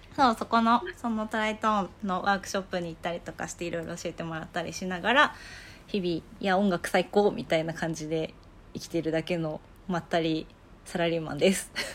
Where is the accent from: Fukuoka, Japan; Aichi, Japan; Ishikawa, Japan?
Ishikawa, Japan; Kanazawa; moved away as an adult; now in Tokyo, Japan; 出身は金沢なんだけど、えっと、大学生から東京に出てきて